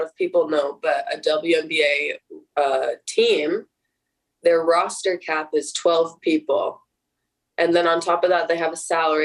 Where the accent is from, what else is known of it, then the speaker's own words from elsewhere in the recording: Washington, United States; moved away; it's like in my home state. It's really close to home